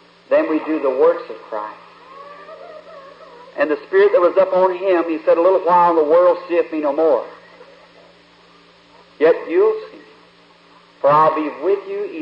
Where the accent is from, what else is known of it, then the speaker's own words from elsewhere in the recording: Kentucky, United States; up in the mountains where I was, Kentucky, where I was born